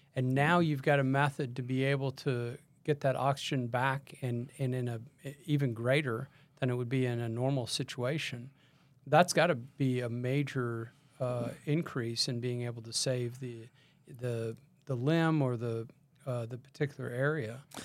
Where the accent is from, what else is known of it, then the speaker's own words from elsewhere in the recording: Texas, United States; I'm from Texas